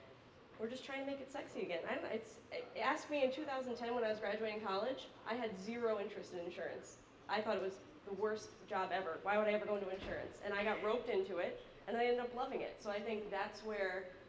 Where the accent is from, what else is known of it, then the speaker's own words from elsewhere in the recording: Scranton, Pennsylvania, United States; I'm from Scranton, Pennsylvania.